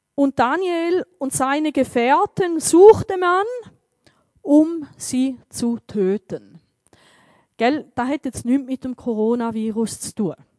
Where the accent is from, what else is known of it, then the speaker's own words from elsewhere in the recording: Switzerland; bei uns in der Schweiz